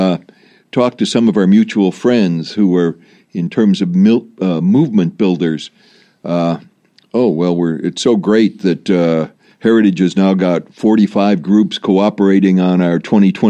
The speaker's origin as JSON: {"language": "English", "town": "Chicago", "region": "Illinois", "country": "United States", "tie": "born or raised there", "moved": "yes", "said": "Growing up in Chicago, as I did, but then in the Republican suburbs of Chicago"}